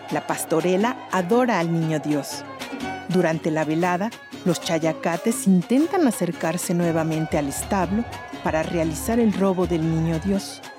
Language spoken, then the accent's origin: Spanish; Villa de Álvarez, Colima, Mexico; Del municipio de Villa de Álvarez, aquí en Colima.